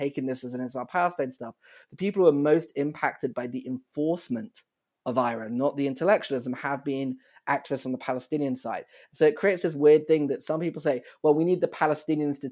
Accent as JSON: {"language": "English", "country": "United Kingdom", "accent": "British", "moved": "as an adult", "lives_now": "Chicago, United States"}